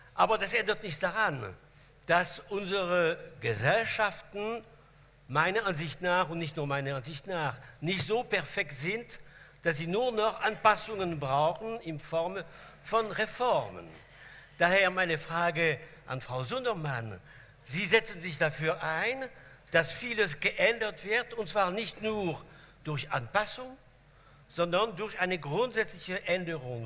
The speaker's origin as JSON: {"language": "German", "country": "France", "tie": "born or raised there", "second_language": "German", "moved": "yes", "said": "als Franzose, der in der Achtung für die Revolution sozialisiert worden ist"}